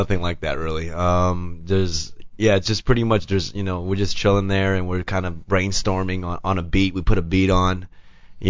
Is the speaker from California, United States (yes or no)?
yes; Los Angeles, California, United States; also born or lived in Argentina; I ended up in Koreatown when I was three, and I grew up in L.A. all my life pretty much.